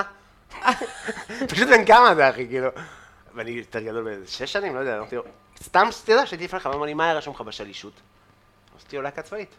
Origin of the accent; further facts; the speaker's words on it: Afula, Northern District, Israel; אני מעפולה, בן 18